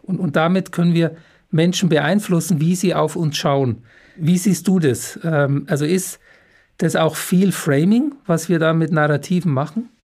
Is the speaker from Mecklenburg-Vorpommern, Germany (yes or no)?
no; Munich, Bavaria, Germany; ich bin ein ein echter gebürtiger Münchner